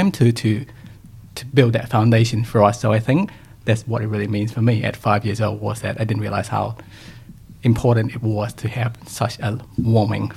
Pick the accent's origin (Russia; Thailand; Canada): Thailand; Bangkok; moved away; also born or lived in New Zealand / United Kingdom; I was born in Bangkok in Thailand